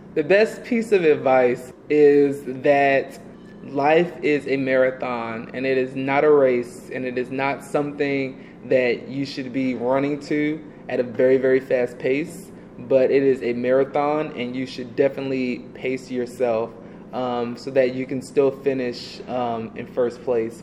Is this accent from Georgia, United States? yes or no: yes; Atlanta, Georgia, United States; also born or lived in New York / Alabama / Texas; now in West Coast, United States; I am a person that was born in New York. You know, I grew up in Atlanta, Georgia